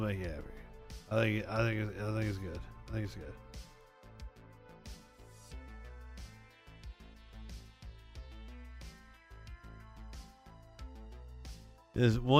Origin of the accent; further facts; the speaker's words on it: United States; I'm such an American